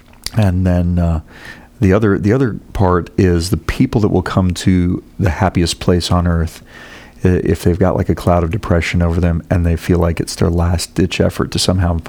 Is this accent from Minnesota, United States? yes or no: yes; Minnesota, United States; now in Orlando, United States; No, I grew up in Minnesota, so I remember the cold, but I've thawed out.